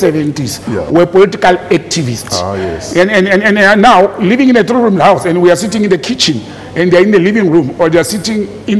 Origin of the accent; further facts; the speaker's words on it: Randfontein, Gauteng, South Africa; also born or lived in Krugersdorp (Mogale City); I grew up in Randfontein